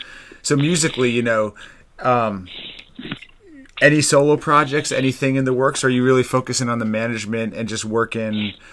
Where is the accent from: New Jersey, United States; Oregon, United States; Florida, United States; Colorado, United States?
New Jersey, United States; now in Charlottesville, United States; I'm from Jersey, but have been living in Charlottesville since 2002.